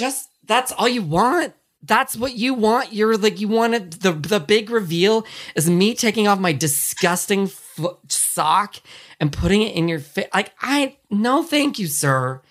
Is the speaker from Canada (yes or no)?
no; California, United States; I grew up here in California